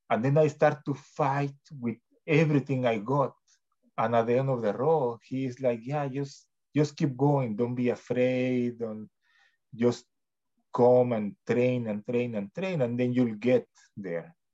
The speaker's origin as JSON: {"language": "English", "country": "Mexico", "moved": "yes", "lives_now": "Canada", "said": "when I came to Canada from Mexico, it was really difficult in a way, right?"}